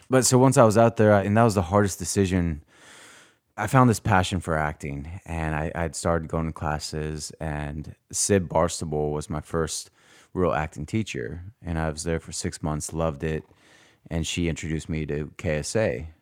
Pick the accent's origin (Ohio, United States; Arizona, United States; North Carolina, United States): Arizona, United States; moved away as an adult; also born or lived in North Dakota / California; I was born in North Dakota and then grew up most of my life in Arizona